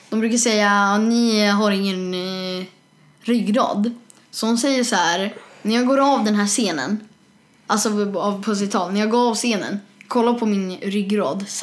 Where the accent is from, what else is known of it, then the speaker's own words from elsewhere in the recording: Sweden; Fast jag är svensk.